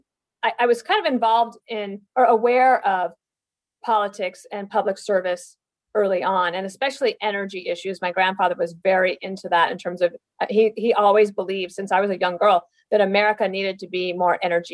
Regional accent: Evanston, Wyoming, United States; moved away; I was born in Evanston, Wyoming. That's a small town, almost at the Utah border, southeastern part of Wyoming.

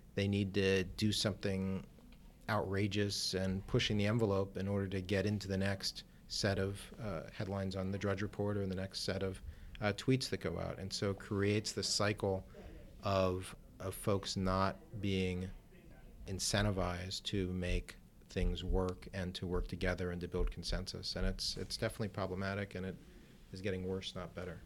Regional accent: Cleveland, Ohio, United States; moved away as an adult; now in Washington, United States; I practiced law in my hometown of Cleveland, Ohio

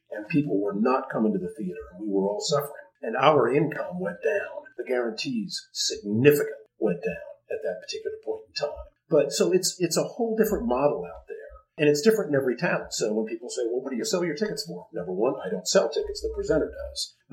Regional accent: Dayton, Ohio, United States; born or raised there; moved away

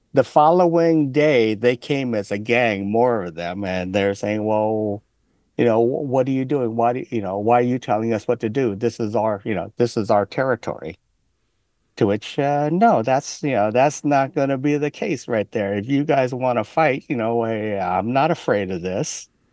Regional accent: Oakland, California, United States; Growing up in Chinatown

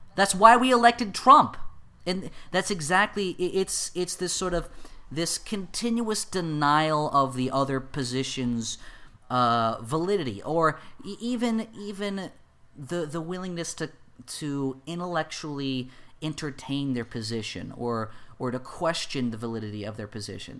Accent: United States; I'm an American

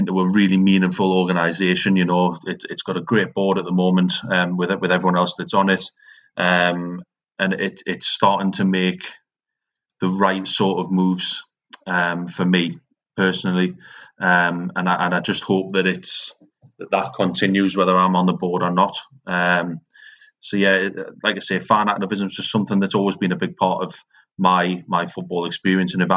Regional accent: Newcastle upon Tyne, North East England, United Kingdom; Born and raised in Newcastle

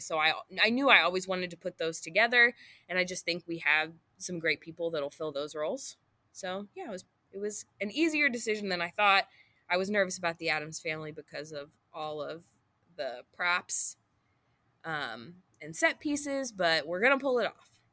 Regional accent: Booneville, United States; also born or lived in Chandler; then in Booneville, and I went to Booneville High School

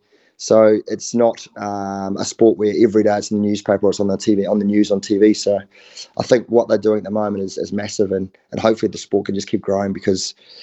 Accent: New Zealand; As a Kiwi, that was, you know, it was a horrible day to not actually face up to the haka.

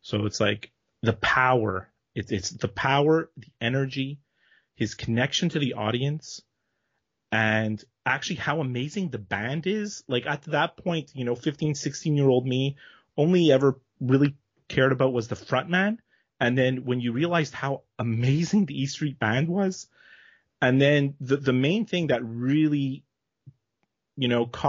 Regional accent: Montreal, Quebec, Canada; Well, I am from Montreal, Canada, born here, raised here, still living here.

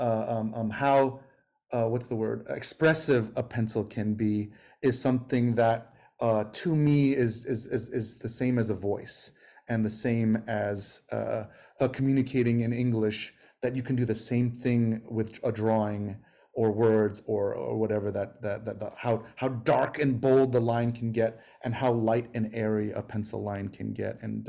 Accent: New York City, New York, United States; moved away as an adult; also born or lived in California; I grew up in New York in 80s, 90s

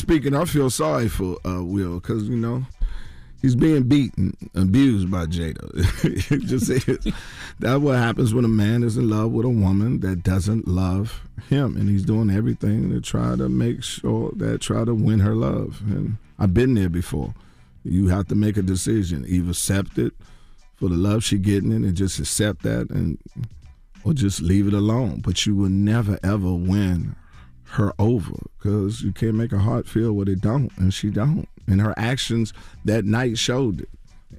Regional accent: Washington, District of Columbia, United States; My hometown, Washington, D.C.

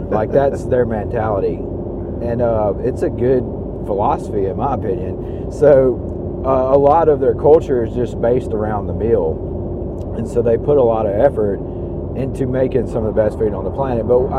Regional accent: United States; growing up on the Louisiana line myself and spending a lot of time in Louisiana

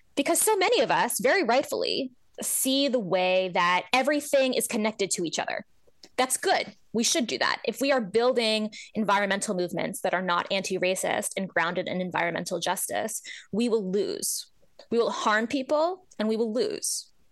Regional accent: New Jersey, United States; I grew up in New Jersey

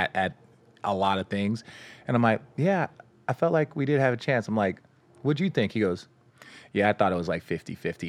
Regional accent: Los Angeles, California, United States; I was born here in Los Angeles

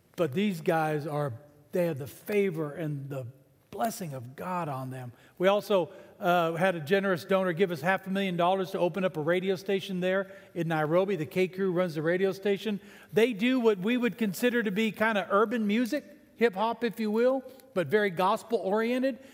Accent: San Antonio, Texas, United States; also born or lived in Canada; I became a citizen when I was 12 years old in San Antonio, Texas

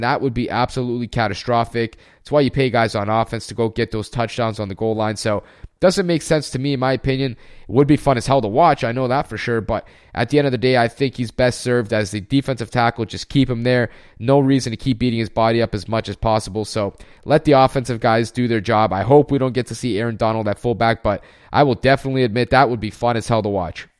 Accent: Canada; also born or lived in Germany; a fellow Canadian

